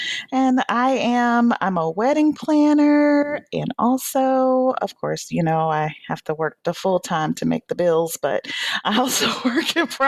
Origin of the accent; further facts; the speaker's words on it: Atlanta, Georgia, United States; moved away; I was born on Peachtree, raised in Atlanta.